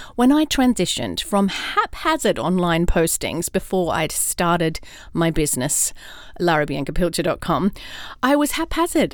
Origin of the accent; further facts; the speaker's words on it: Australia; also born or lived in London, United Kingdom / California, United States; now in Atlanta, United States; Now I'm an Aussie in Atlanta, Georgia, USA